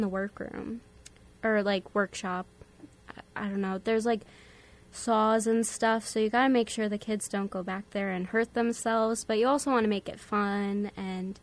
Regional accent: Southport, Connecticut, United States; I'm from Southport, Connecticut

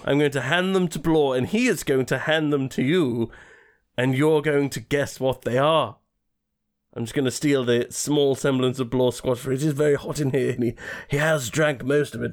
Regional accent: England, United Kingdom; as English people

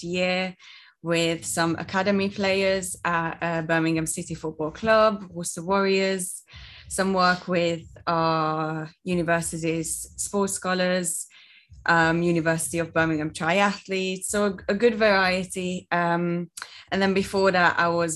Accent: Hungary; moved away as an adult; now in United Kingdom; I'm from Hungary and I moved to the UK to do a bachelor's in food development and innovation

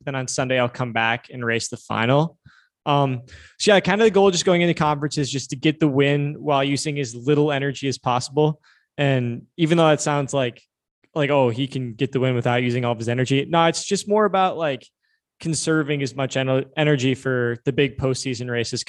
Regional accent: Minnesota, United States; My home state, you know?

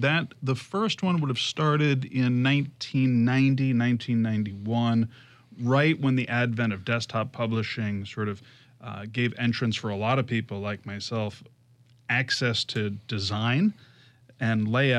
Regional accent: New York, United States; also born or lived in Boston; So I grew up in New York and went to Pace University, as you mentioned.

